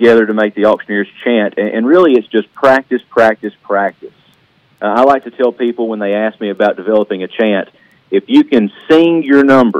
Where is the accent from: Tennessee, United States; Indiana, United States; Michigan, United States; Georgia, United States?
Tennessee, United States; Bell Buckle; also born or lived in Rutherford County, Tennessee; I grew up in the Bedford County area around Bellbuckle and Unionville. Yeah. And then when my wife and I got married, we lived in Rutherford County for a little while and just had to get back to Bedford.